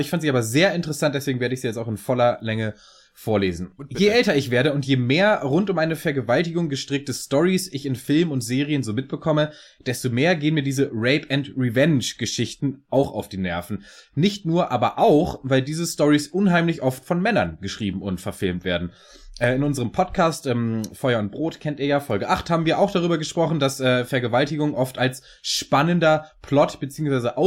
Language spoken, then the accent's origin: German; Kiel, Schleswig-Holstein, Germany; also born or lived in Hannover / Munich; now in Ingolstadt, Germany; Keine Ahnung, ich bin Kieler.